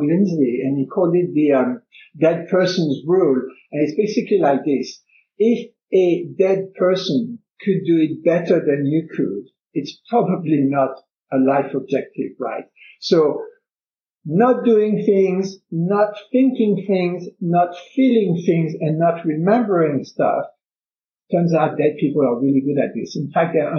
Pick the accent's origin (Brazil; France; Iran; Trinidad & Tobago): France; now in Canada; I come from France, I'm now in Canada